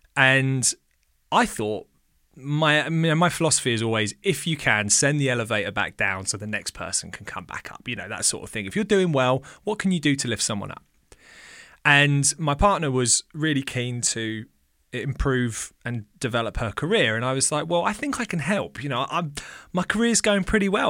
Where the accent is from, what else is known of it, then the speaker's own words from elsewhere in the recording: England, United Kingdom; also born or lived in Australia; my mum came over to England when I was about two and a half